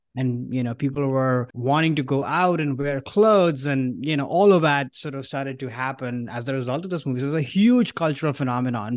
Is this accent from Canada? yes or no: no; India; now in San Francisco, United States; growing up in India, especially those early years